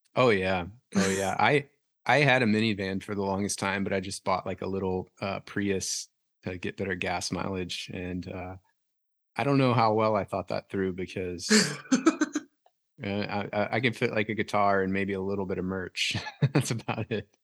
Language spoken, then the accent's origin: English; Louisiana, United States; moved away as an adult; now in Nashville, United States; I am from Louisiana originally.